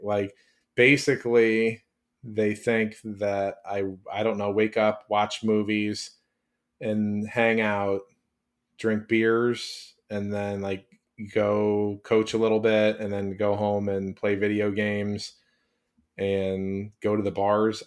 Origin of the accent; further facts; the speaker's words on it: Chicago, Illinois, United States; I live forty minutes from Chicago, that's my hometown